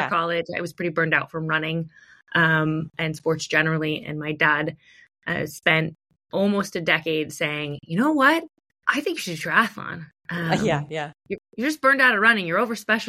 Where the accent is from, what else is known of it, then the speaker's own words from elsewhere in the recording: upstate New York, United States; moved away as an adult; also born or lived in California; now in Portland, United States; I'm originally from upstate New York. I've been on the West Coast for 14